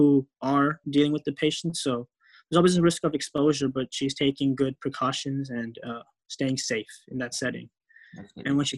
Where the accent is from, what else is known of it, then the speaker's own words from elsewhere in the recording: Euless, Texas, United States; also born or lived in Kisumu, Kenya / Los Angeles, California; I grew up in Euless, Texas.